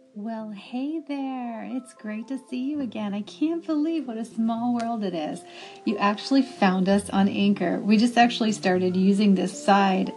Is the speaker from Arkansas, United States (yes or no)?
no; Santa Cruz, California, United States; my hometown of Santa Cruz, California, where I was born and raised pretty much